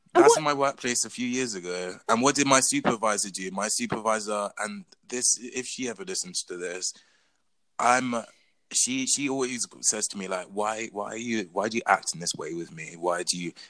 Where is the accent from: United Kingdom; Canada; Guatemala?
United Kingdom; England; my mum is Portuguese, my dad is Zambian, but I was born and raised in England